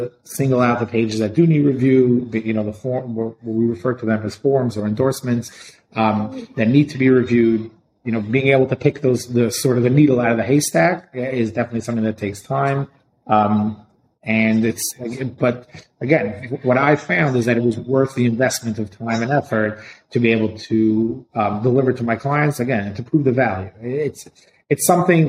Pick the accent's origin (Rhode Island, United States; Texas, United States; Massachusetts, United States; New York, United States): New York, United States; New York City; I grew up in Brooklyn.